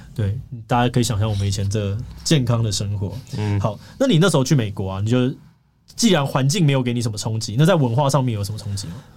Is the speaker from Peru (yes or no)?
no; Hsinchu, Taiwan; also born or lived in Baoshan, Hsinchu County; 我们家，呃，小时候是住在新竹的这个长春街